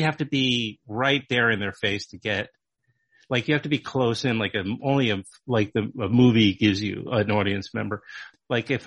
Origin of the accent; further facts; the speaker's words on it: New York City, New York, United States; we both grew up in Queens